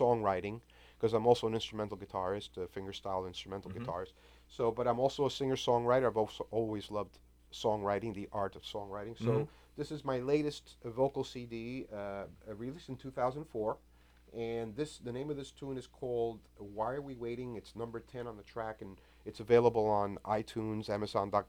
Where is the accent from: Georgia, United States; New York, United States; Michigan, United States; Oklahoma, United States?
New York, United States; New York City; now in South Florida, United States; born and raised in New York City